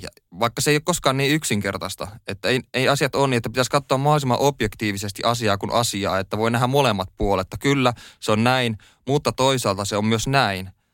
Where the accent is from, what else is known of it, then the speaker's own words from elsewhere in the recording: Oulu, North Ostrobothnia, Finland; moved away as an adult; now in Helsinki, Finland; No mä koen ja olen kotoisin tota Oulusta. Oulussa mä oon syntynyt ja siellä mä oon viettänyt kahdeksankymmentäseitsemän prosenttia mun elämästä suurin piirtein